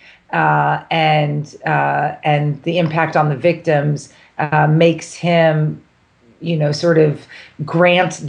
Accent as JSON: {"language": "English", "town": "Los Angeles", "region": "California", "country": "United States", "tie": "born or raised there", "moved": "as an adult", "lives_now": "Boston, United States", "said": "I'm from California. I grew up a beach volleyball player, in Los Angeles."}